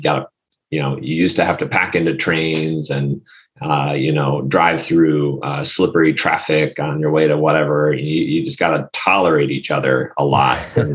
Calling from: Chicago, Illinois, United States; also born or lived in Los Angeles; Warm and sunny Chicago. I used to be in Los Angeles

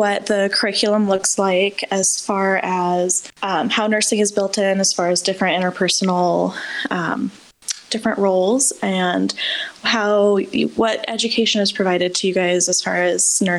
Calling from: Denver, Colorado, United States; I am calling from Denver, Colorado.

